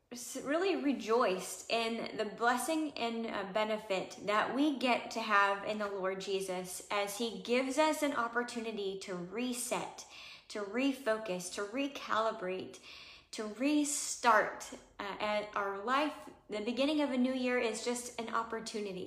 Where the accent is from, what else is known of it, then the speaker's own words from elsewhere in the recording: Missouri, United States; I grew up in Missouri